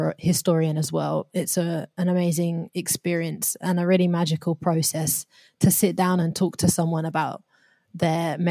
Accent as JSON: {"language": "English", "country": "United Kingdom", "tie": "born or raised there", "said": "my position growing up in Britain"}